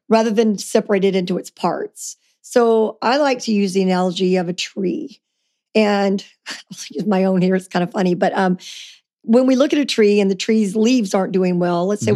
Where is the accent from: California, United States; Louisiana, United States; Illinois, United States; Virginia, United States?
Louisiana, United States; I grew up in Louisiana